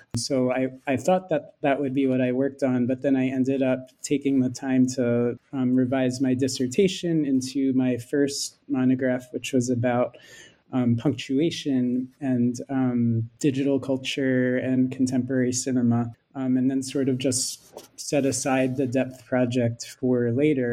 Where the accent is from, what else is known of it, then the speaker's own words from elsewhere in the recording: Philadelphia, Pennsylvania, United States; moved away; also born or lived in Santa Barbara; I'm American. I um, studied film and media studies as an undergraduate at Swarthmore College and grew up in Philadelphia